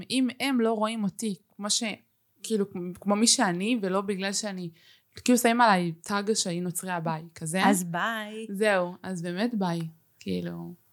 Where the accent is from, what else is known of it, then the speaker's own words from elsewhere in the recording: Israel; אני ישראלית ומי שיגיד לי שלא שיקפוץ